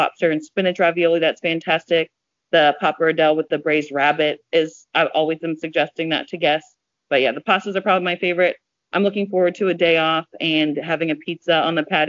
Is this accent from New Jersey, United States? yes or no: yes; New Jersey, United States; moved away; South Jersey, I grew up getting water ice on the weekends